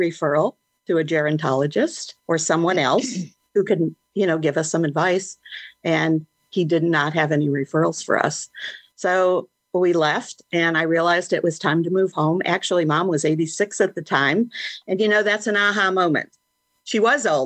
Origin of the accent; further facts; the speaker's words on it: Chicago, Illinois, United States; I was born in Chicago